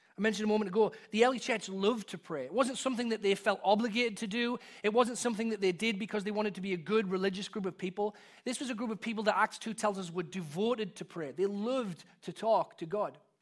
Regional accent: England, United Kingdom; born or raised there; moved away as an adult

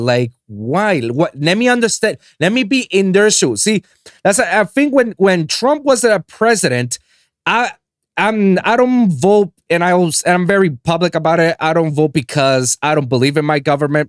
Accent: Puerto Rico; I'm from Puerto Rico. That's I was born and raised in that island

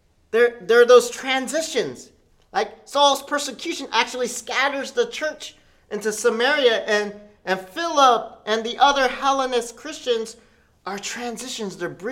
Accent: United States; I'm Korean American. I'm Korean, and I'm American, so I'm bicultural in two cultures.

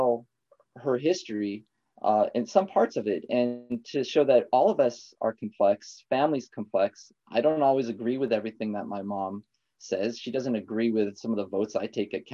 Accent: Santa Barbara, California, United States; also born or lived in Lompoc, California; when I grew up in Santa Barbara, we had moved here

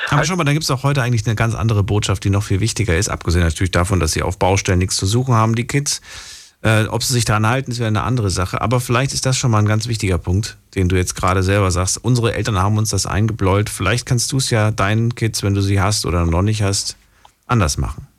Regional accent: Frankfurt am Main, Hesse, Germany; in der Großstadt groß geworden. Ich bin ja ungefähr mit fünf, sechs Jahren waren wir in Frankfurt, äh, Frankfurt am Main

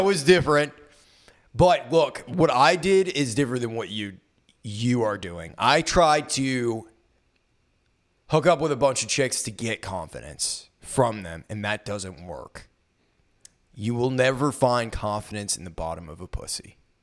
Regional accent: United States; I was born white in America

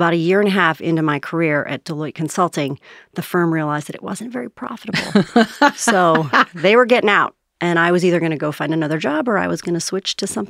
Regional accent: Rumson, New Jersey, United States; born there; Well, I was born in Rumson, New Jersey, but I moved around a lot. My dad was in the Navy.

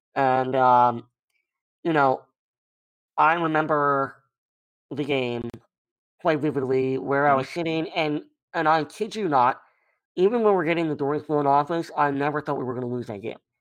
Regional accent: Maryland, United States; I grew up in Maryland

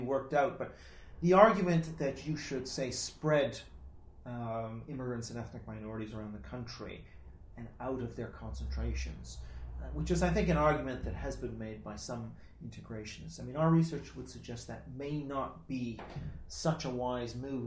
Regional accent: Canada; now in United Kingdom; I'm Canadian

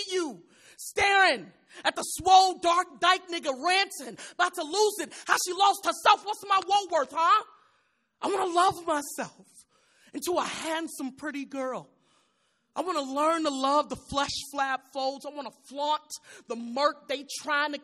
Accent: Chicago, Illinois, United States; I'm from Chicago

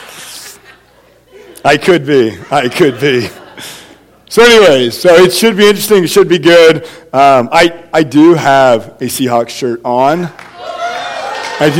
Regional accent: California, United States; moved away; I am from California

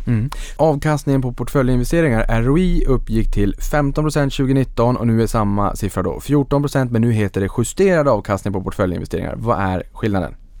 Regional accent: Norrland, Sweden; jag är en sävlig norrlänning

